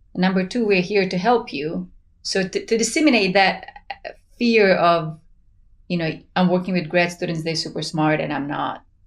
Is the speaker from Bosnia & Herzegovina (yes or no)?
yes; Sarajevo, Federation of Bosnia and Herzegovina, Bosnia & Herzegovina; moved away as an adult; now in United States; I'm originally from Sarajevo, so we lived under the siege for four years.